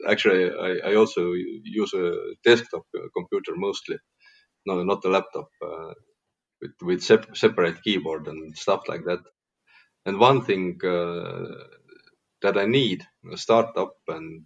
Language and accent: English; Tartu, Tartu County, Estonia; my hometown, Tartu